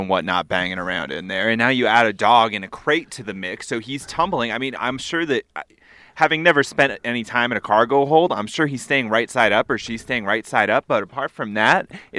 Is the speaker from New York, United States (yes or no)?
no; New Hampshire, United States; Where I grew up in New Hampshire